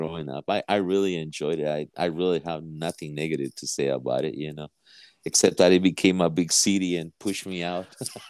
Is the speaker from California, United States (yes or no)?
yes; San Francisco, California, United States; moved away; also born or lived in Guatemala; I grew up in San Francisco